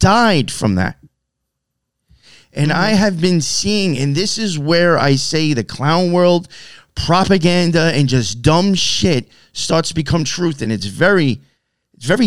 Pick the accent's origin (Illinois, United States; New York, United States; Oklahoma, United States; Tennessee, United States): New York, United States; Long Island; I'm from Long Island